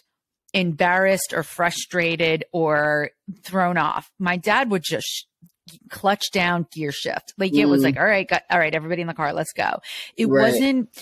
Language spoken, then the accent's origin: English; New Jersey, United States; I grew up in New Jersey. I'm Jersey. I am all Jersey. And you'll hear it come out, especially when I'm all fired up